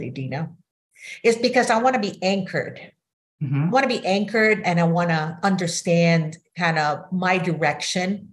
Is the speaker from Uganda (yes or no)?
no; Manila, Metro Manila, Philippines; now in United States; I grew up in Manila, Philippines, totally different culture from the United States.